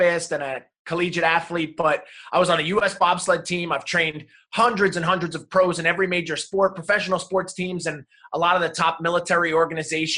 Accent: New Jersey, United States; moved away; also born or lived in South Carolina; And that all started in New Jersey, you know, not far outside of New York City. That's where I grew up.

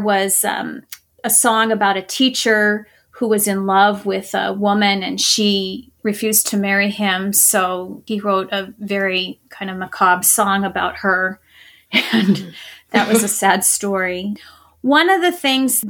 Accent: Montana, United States; I'm from Montana

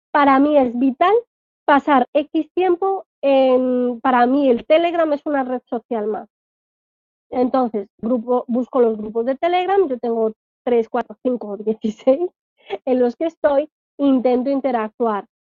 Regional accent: Alcalá de Henares, Community of Madrid, Spain; Pues la ruta turística de tiendas de Alcalá de Henares, de donde soy yo, y ahí meto mi link.

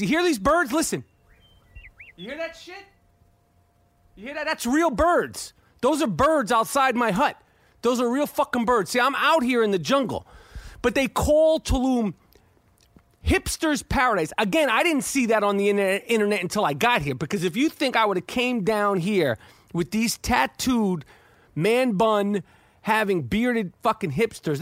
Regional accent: New York, United States; I'm from New York

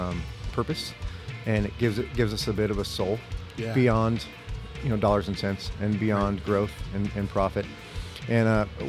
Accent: Fort Collins, Colorado, United States; moved away as an adult; now in Arizona, United States; I'm from Fort Collins, Colorado.

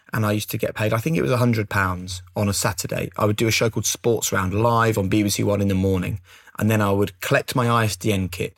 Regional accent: Norwich, East of England, United Kingdom; growing up in Norwich

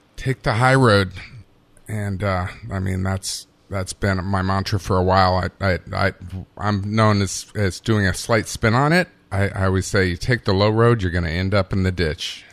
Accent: Bristol, Virginia, United States; moved away; I'm from Bristol, Virginia, which is on the border with Tennessee

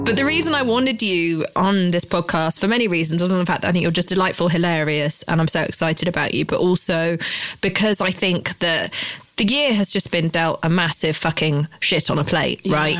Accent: United Kingdom; I'm British

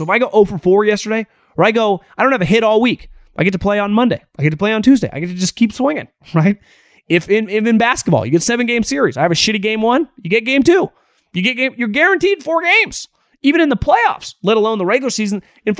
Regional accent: Davis, California, United States; one of my roommates and my neighbor, guy actually I grew up with in Davis, Jesse Dundon.

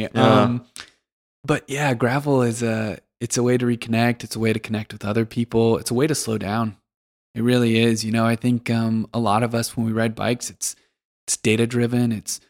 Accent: Western US, United States; You know, I grew up in the Western U.S. and I guess I took for granted how wild it can be.

